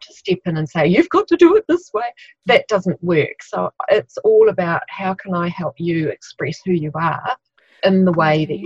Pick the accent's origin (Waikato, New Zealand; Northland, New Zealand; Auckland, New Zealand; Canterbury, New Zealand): Canterbury, New Zealand; Christchurch; I'm from Christchurch, New Zealand